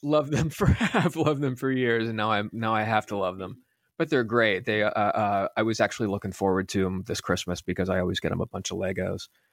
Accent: Pennsylvania, United States; I grew up in Pennsylvania

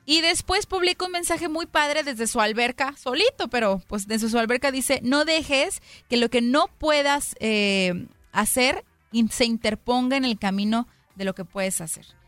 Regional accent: Mexico; now in United States; yo soy mexicana, Romy también es mexicana, y es un orgullo para nosotras como mexicanas

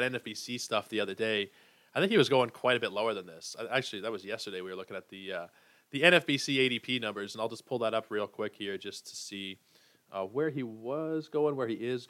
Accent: Toronto, Ontario, Canada; born and raised in Toronto

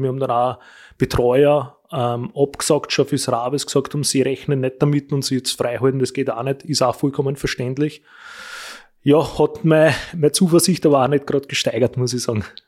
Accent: Wolkersdorf, Lower Austria, Austria; bei uns in Wolkersdorf

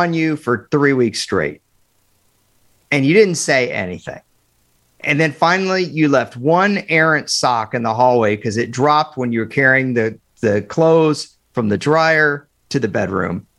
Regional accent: Dallas, Texas, United States; I grew up in Dallas.

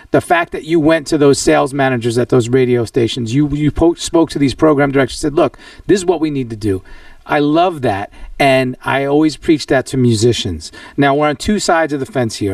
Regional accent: New York, United States; I'm a tried and true New Yorker

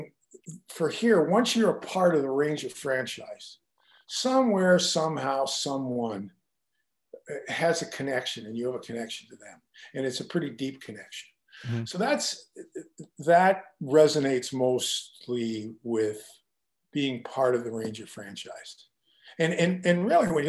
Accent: Kitchener, Ontario, Canada; my first training camp was in my hometown.

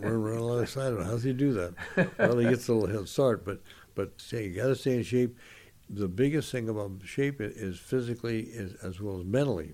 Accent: San Gabriel, California, United States; I grew up in San Gabriel, just four or five miles from the Rose Bowl

